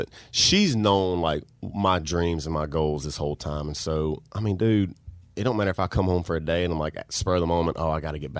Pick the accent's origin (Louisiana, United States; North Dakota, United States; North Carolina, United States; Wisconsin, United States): Louisiana, United States; Bastrop; If you're going to go to Bastrop, Louisiana, the town that I grew up in.